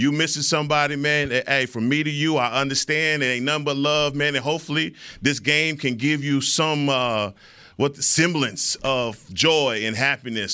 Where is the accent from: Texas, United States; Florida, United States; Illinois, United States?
Texas, United States; Dallas; being a kid from Dallas